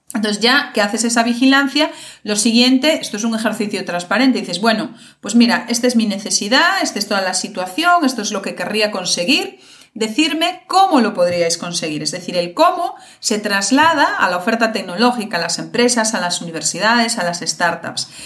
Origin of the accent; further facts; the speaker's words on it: Galicia, Spain; yo soy de Galicia